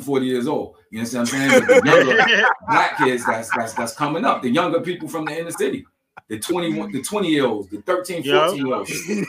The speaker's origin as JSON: {"language": "English", "area": "Long Island", "region": "New York", "country": "United States", "said": "I'm from Long Island."}